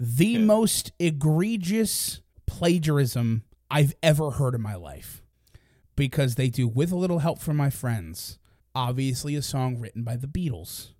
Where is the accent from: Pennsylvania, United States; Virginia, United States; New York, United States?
Pennsylvania, United States; Philadelphia; we're from the Philadelphia